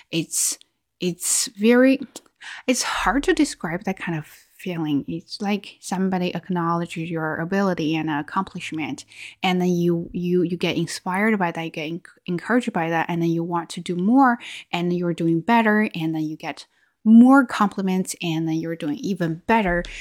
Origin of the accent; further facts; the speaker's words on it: China; accent: Chinese; English is a second language; oh yeah, I used to have a Chinese accent there, and I will get super offended.